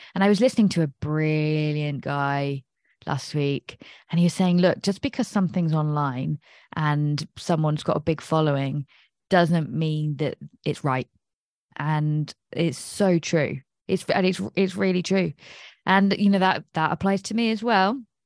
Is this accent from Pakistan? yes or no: no; England, United Kingdom; I'm English.